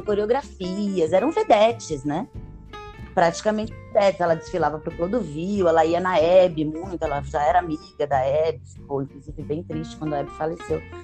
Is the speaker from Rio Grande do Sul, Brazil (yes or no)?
no; São Paulo, Brazil; moved away as an adult; also born or lived in Europe / Rio de Janeiro; Eu nasci em São Paulo, no bairro do Bexiga. Costumo dizer que sou uma paulistana da gema